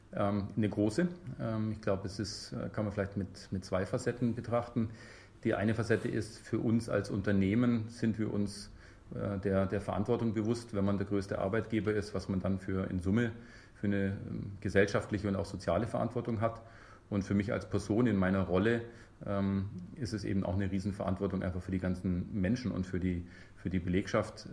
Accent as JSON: {"language": "German", "town": "Memmingen", "region": "Bavaria", "country": "Germany", "tie": "born or raised there", "also_born_or_lived": "Munich", "moved": "as an adult", "lives_now": "Bremen, Germany", "said": "ich bin gebürtiger Bayer, ehrlich gesagt. Ich komme aus Memmingen und ähm, habe auch in München studiert, also äh, so meine Schule und Studium in, im Süden verbracht"}